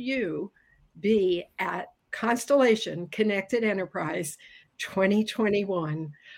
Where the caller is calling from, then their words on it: Florida, United States; Calling in from sunny Florida